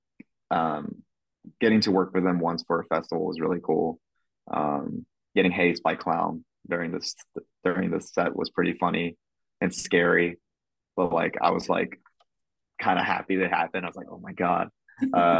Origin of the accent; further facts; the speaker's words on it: Kentucky, United States; I was raised in Kentucky